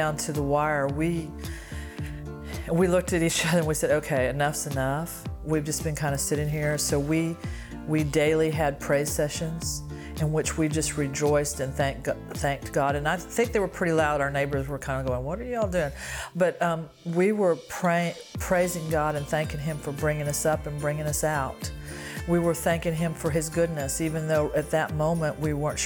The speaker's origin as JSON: {"language": "English", "town": "Greenville", "region": "South Carolina", "country": "United States", "said": "I'm from Greenville, South Carolina."}